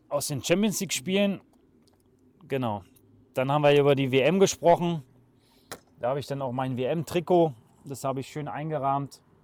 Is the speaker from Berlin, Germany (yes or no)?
yes; Berlin, Germany; moved away as an adult; now in Kürten, Germany; ich bin in einer kleinen Wohnung groß geworden in Berlin